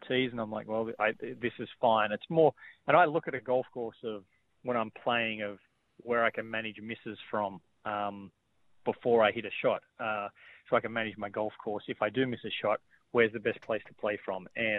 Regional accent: Sydney, New South Wales, Australia; moved away; I grew up in Sydney

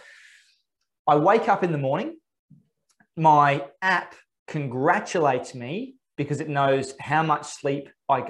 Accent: Australia; as an Australian

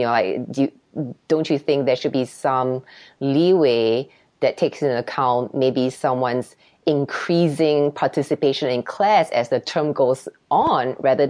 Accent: Singapore; now in United States; I became more confident after coming to America. So I grew up in Singapore and it's a culture where children are seen and not heard.

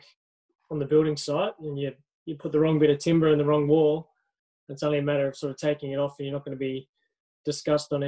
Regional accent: Blue Mountains, New South Wales, Australia; I grew up in the Blue Mountains

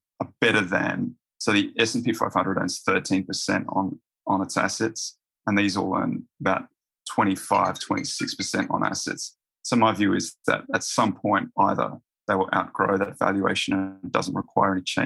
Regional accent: Roma, Queensland, Australia; moved away as an adult; also born or lived in Brisbane; Roma in Western Queensland, and then UQ.

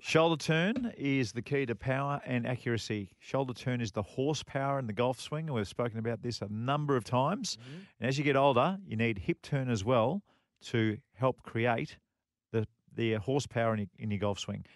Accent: Australia; as an Australian

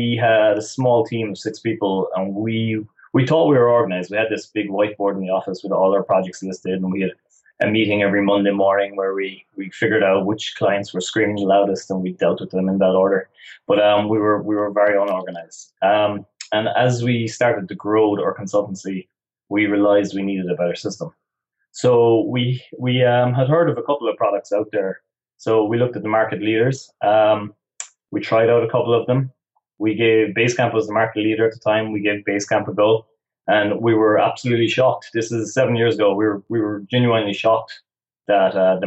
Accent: West Cork, Munster, Ireland

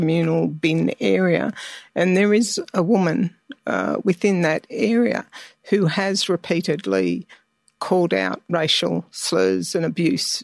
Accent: Sydney, New South Wales, Australia; My people are from central Queensland, but I've been raised in Sydney, Western Sydney.

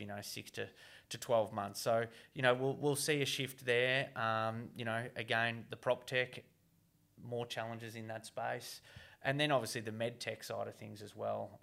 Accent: Geelong, Victoria, Australia; my hometown, Geelong

